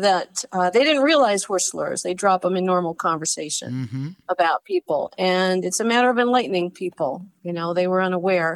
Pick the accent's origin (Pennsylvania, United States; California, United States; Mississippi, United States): California, United States; West Hollywood; moved away as an adult; I grew up in Southern California, in the Los Angeles area, specifically West Hollywood, California